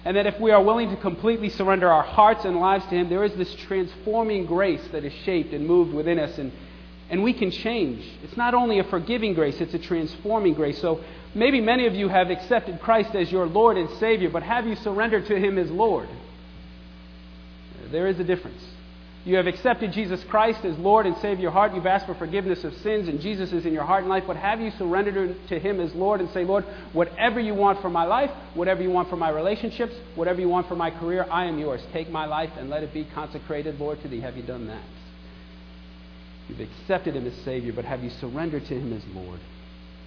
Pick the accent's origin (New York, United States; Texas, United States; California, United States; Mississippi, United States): New York, United States; I was a little troubled living in New York and growing up in New York